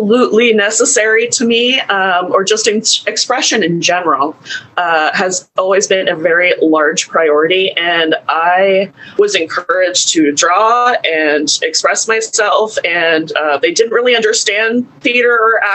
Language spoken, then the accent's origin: English; Portsmouth, Rhode Island, United States; moved away as an adult; also born or lived in Providence, Rhode Island; now in Seattle, United States; I grew up in Rhode Island, specifically Portsmouth, Rhode Island, which is near Newport